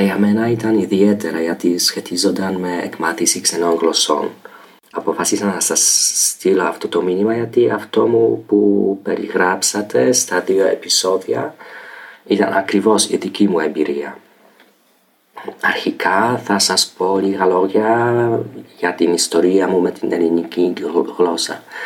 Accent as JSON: {"language": "Greek", "country": "Poland", "second_language": "Greek", "said": "είμαι από την Πολωνία"}